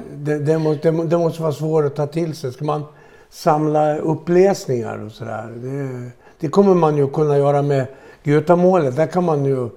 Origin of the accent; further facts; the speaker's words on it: Gotland, Sweden; accent: Gotlandic; min dialekt definierar mig som, som eh, gotlänning.